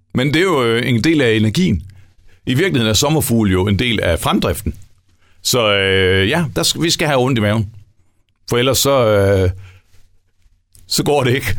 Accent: West Jutland, Central Denmark Region, Denmark; vi er også vestjyder

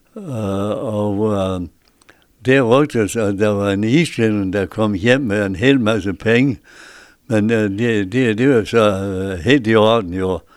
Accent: Bjergby, North Denmark Region, Denmark; also born or lived in Mosbjerg; now in Hirtshals, Denmark; På en bundegård i, på Saxtorvej i Bjergby

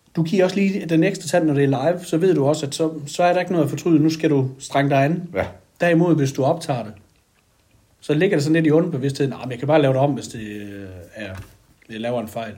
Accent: Sønder Hygum, Southern Denmark, Denmark; Jeg stammer oprindeligt fra Sønderhygum øh, i gammel, øh, en Røden Kommune. Nu er det så Vejen Kommune.

